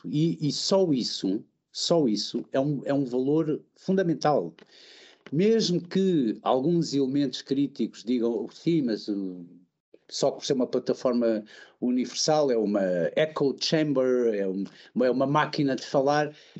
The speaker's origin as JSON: {"language": "Portuguese", "country": "Portugal", "moved": "yes", "said": "como português"}